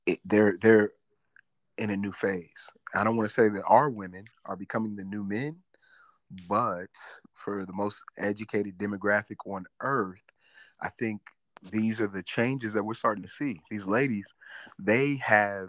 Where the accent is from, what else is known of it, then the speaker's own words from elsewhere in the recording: St. Louis, Missouri, United States; I'm from St. Louis